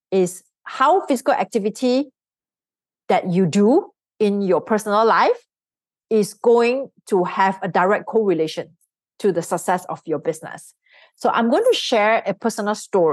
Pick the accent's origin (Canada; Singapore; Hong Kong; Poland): Singapore; I grew up in Singapore because that's where I'm from. So I'm a Singaporean.